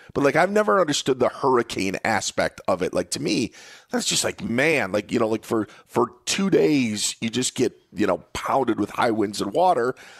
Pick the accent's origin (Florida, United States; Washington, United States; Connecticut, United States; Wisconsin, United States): Wisconsin, United States; North Central; now in Southern California, United States; I grew up in the Upper Midwest, uh, grew up in, uh, North Central Wisconsin